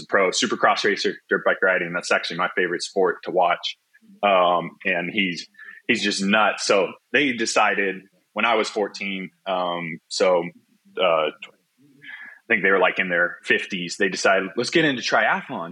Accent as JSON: {"language": "English", "town": "Mission Viejo", "region": "California", "country": "United States", "tie": "born or raised there", "also_born_or_lived": "Charlotte, North Carolina", "moved": "as an adult", "lives_now": "Queen Creek, United States", "said": "I was born and raised in Orange County. So specifically Mission Viejo, California"}